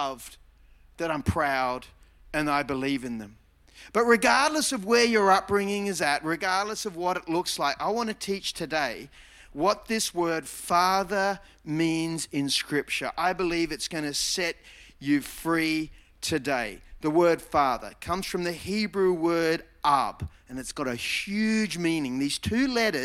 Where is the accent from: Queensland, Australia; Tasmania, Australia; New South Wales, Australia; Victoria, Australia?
New South Wales, Australia; Mona Vale; I grew up in Mona Vale, born at Manly Hospital